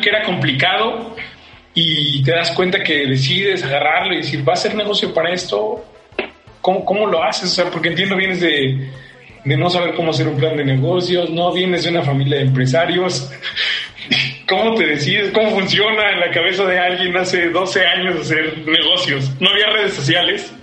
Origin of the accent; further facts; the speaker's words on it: Mexico City, Mexico; Soy chilango, soy de Iztapalapa y me siento muy orgulloso